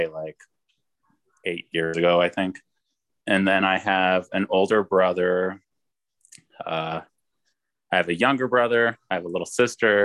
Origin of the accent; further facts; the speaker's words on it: Colorado Springs, Colorado, United States; also born or lived in Manteca, California; I grew up here in Colorado Springs. I was born in Manteca, California, but we moved here when I was like 9 months old